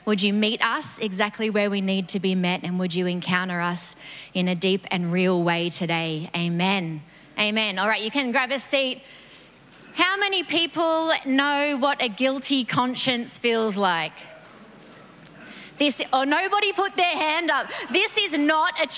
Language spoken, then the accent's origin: English; New South Wales, Australia; moved away; I grew up in New South Wales